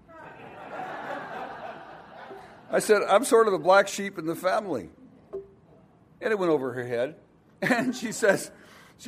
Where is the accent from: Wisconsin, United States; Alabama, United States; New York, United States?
Wisconsin, United States; Milwaukee